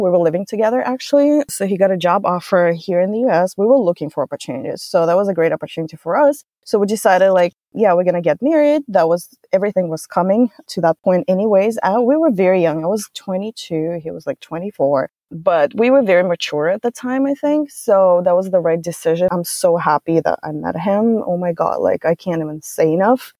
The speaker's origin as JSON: {"language": "English", "country": "Russia", "moved": "as an adult", "lives_now": "United States", "said": "I'm from Russia originally"}